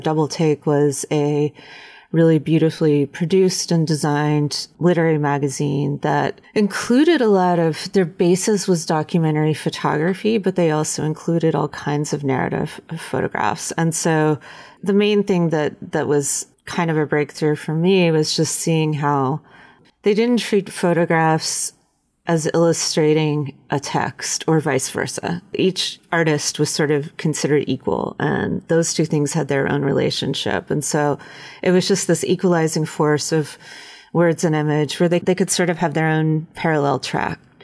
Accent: Western North Carolina, United States; I grew up in Western North Carolina in a little town surrounded by the Blue Ridge Mountains

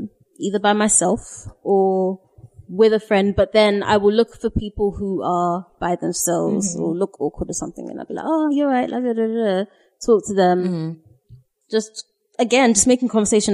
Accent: Ghana; we are Ghanaian. Yes, I'm from Ghana

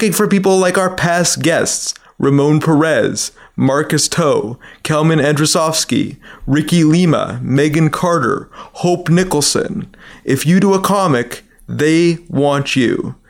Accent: Vancouver, British Columbia, Canada; now in Toronto, Canada; I grew up in Vancouver, so I'm actually on location at Fan Expo Vancouver at the Pan Pacific Hotel

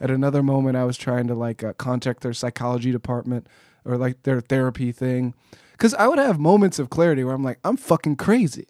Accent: Pasadena, California, United States; I grew up in Pasadena

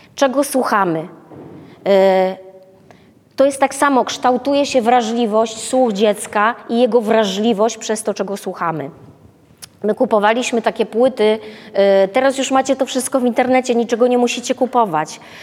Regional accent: Wrocław, Lower Silesian Voivodeship, Poland; my jesteśmy z Wrocławia

